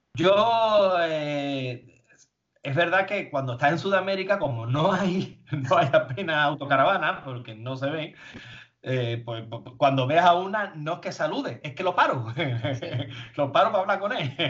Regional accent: Spain; venimos de España

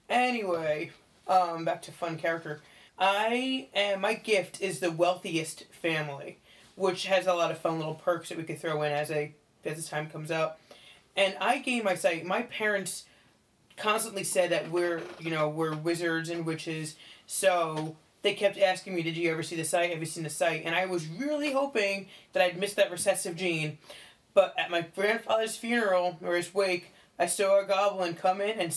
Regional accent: New York City, New York, United States; Um, I was raised in New York City and just very much a material girl.

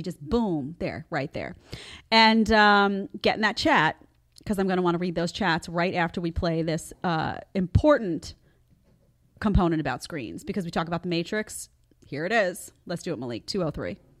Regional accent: New York City, New York, United States; I grew up in Staten Island, you know, outside of New York and Brooklyn

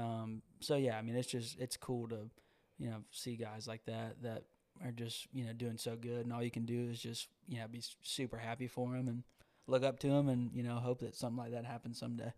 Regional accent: Georgia, United States; moved away as an adult; now in Nashville, United States; growing up in Georgia

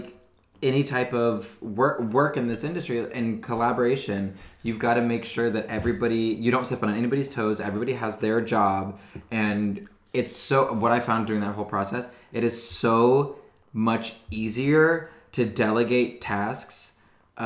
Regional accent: Ohio, United States; I'm from Ohio

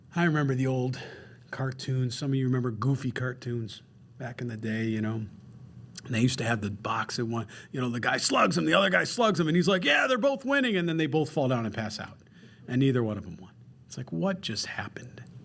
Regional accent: Rochester, New York, United States; I grew up very simple in Rochester, New York

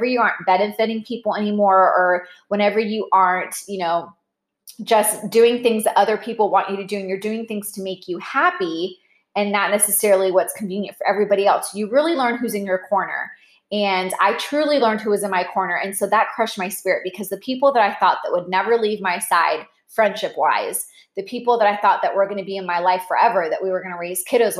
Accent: Orlando, Florida, United States

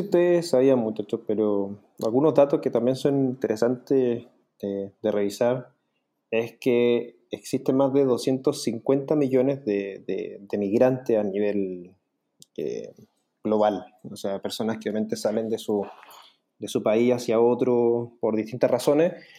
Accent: Chile; yo soy el único chileno dentro del equipo

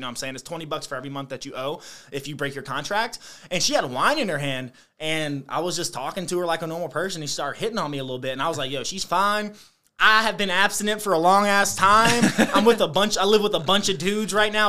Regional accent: Lawrenceville, Virginia, United States; also born or lived in Roanoke, Virginia; I grew up in Brunswick County, Virginia

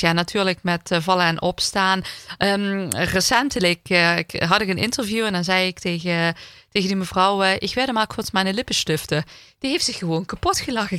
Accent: Heerlen, Limburg, Netherlands; ik ben gewoon in Heerlen geboren en getogen

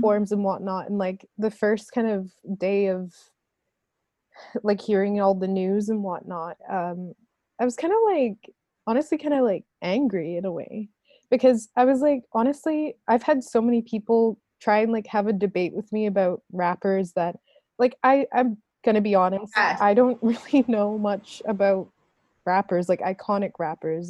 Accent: Saskatoon, Saskatchewan, Canada; when I grew up in Saskatoon when I moved to Canada and went to high school there

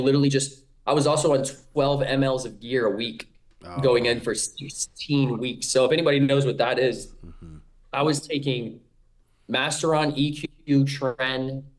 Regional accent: King of Prussia, Pennsylvania, United States; also born or lived in Salisbury, Maryland; Yeah, so I was born in Salisbury, Maryland. I stayed there for about 2 or 3 years, and then I soon moved to King of Prussia, Pennsylvania.

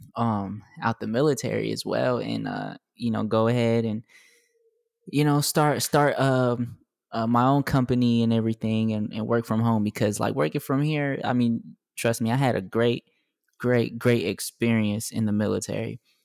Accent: Texas, United States; moved away; I'm from Texas as well

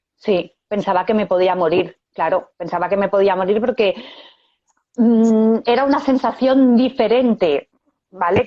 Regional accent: Esplugues de Llobregat, Catalonia, Spain; Yo de Barcelona, de Esplugas de Llobregat. Vivo en Esplugas

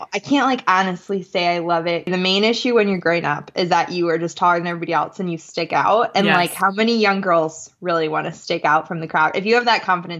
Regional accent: Madison, Wisconsin, United States; born or raised there

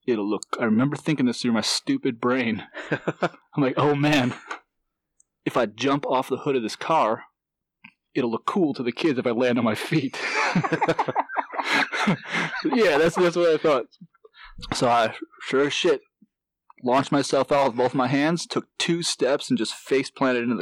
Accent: Wisconsin, United States; I'm from Wisconsin

